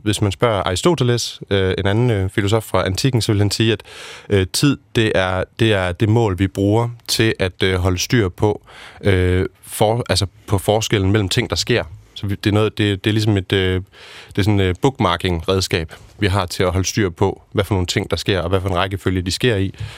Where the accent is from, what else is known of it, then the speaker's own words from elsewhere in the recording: Aarhus, Central Denmark Region, Denmark; jeg er født og opvokset i Aarhus